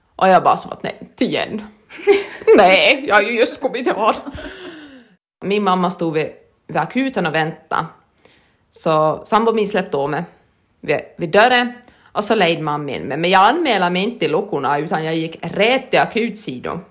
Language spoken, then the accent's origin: Swedish; Lappfors, Ostrobothnia, Finland; jag är född i Lafosby